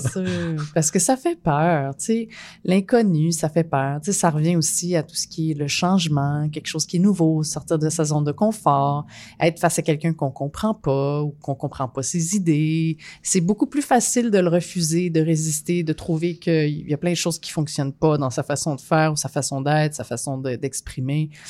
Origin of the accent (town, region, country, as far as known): Quebec, Canada